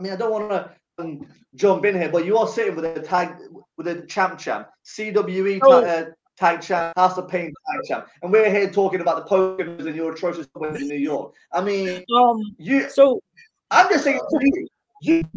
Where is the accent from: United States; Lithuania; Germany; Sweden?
Sweden; now in England, United Kingdom; I was born and raised in Sweden